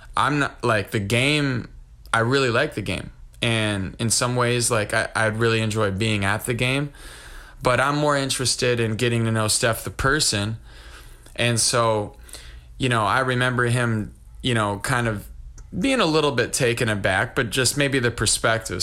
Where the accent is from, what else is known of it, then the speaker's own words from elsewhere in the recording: Wisconsin, United States; I'm from Wisconsin